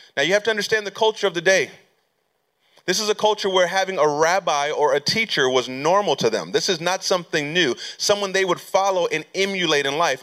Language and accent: English; California, United States; moved away as an adult; I'm from California, born and raised, so I moved back to California